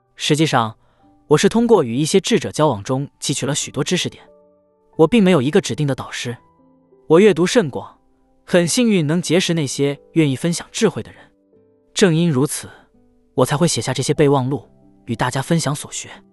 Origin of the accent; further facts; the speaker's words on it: New York City, New York, United States; 纽约。是的，在纽约的皇后区